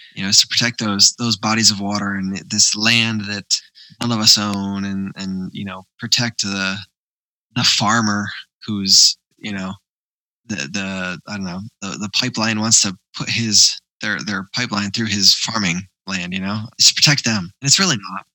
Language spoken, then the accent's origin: English; United States; I grew up near near the Hudson where they were doing um, PCB cleanup